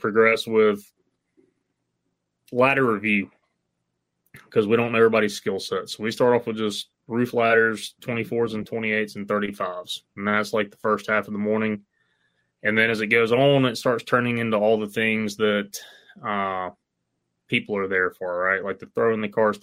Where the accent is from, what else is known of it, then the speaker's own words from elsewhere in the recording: Mississippi, United States; I'm from Mississippi